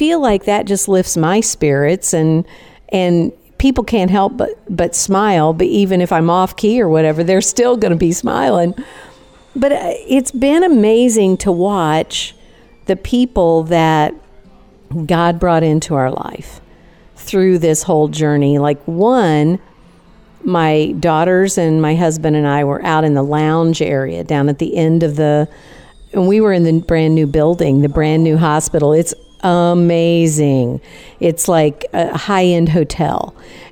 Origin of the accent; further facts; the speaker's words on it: Chicago, Illinois, United States; moved away; I grew up around Chicago